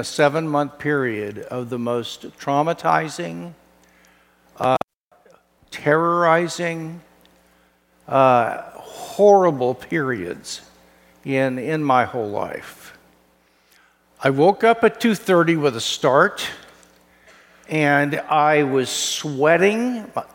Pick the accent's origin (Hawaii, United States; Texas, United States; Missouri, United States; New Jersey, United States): Missouri, United States; Kansas City; moved away; my home state in Branson, Missouri, Kansas City boy